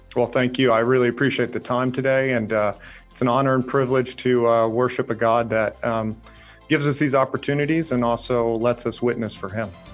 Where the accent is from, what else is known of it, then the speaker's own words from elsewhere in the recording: Tennessee, United States; moved away as an adult; also born or lived in Georgia; now in North Carolina, United States; I was raised in Tennessee